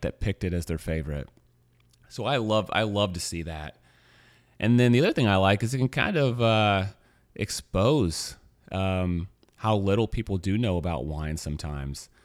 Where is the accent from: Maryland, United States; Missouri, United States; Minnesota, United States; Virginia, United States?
Missouri, United States; moved away; I'm from Missouri